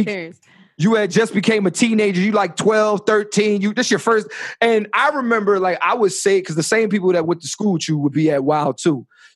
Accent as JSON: {"language": "English", "town": "Philadelphia", "region": "Pennsylvania", "country": "United States", "tie": "born or raised there"}